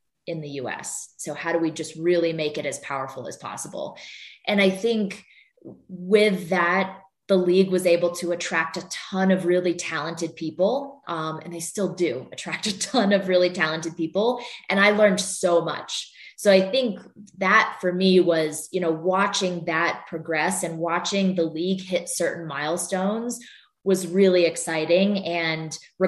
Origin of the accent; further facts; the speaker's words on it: Vermont, United States; moved away; I grew up in Vermont and there are no pro sports teams there